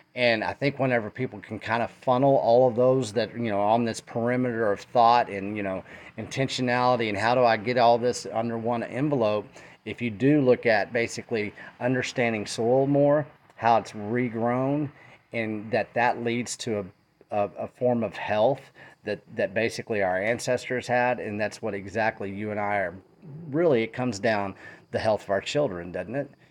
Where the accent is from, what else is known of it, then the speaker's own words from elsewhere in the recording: Texas, United States; I come from Texas